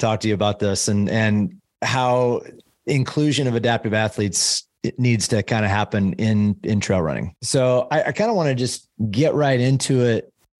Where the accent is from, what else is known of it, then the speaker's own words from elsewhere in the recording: Midwest, United States; I'm from the Midwest as well. Right. So, and I'm 47 and so we kind of grew up in the Midwest in that around that same time period